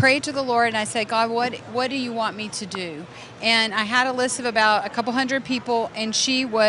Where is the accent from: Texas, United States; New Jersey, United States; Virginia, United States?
Texas, United States; also born or lived in Houston; We are Texas girls.